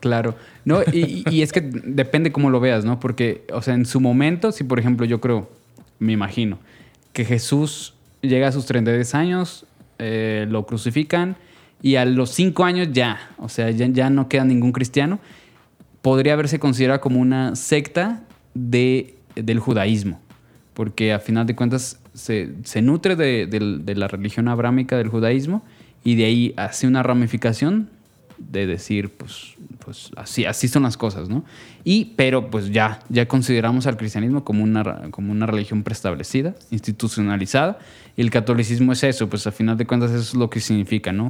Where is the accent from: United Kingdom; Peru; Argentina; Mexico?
Mexico; Jalisco; yo soy orundo de esta región del tequila y el mariachi